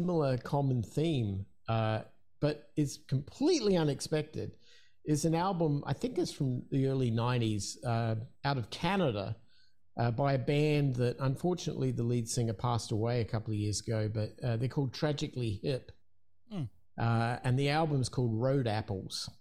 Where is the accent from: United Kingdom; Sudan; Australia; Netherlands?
Australia; Adelaide, South Australia; in Adelaide, in my hometown in Australia